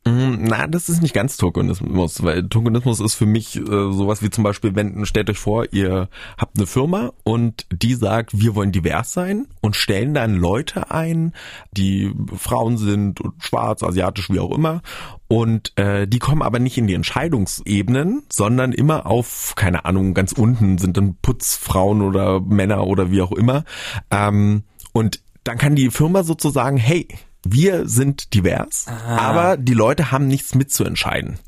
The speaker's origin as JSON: {"language": "German", "region": "Brandenburg", "country": "Germany", "tie": "born or raised there", "also_born_or_lived": "Bavaria", "said": "ich bin in Brandenburg auf dem Land aufgewachsen, aufgewachsen"}